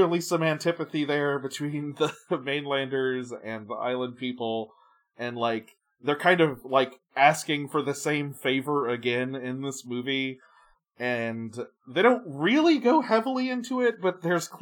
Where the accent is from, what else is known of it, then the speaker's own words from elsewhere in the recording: United States; As an American